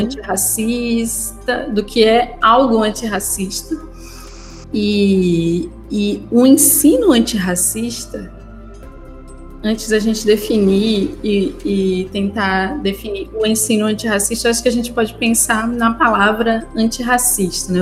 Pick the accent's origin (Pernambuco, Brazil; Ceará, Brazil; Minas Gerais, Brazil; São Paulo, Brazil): Pernambuco, Brazil; moved away as an adult; now in Salvador, Brazil; eu sou pernambucana, né? Trabalho e moro em Salvador, mas eu sou pernambucana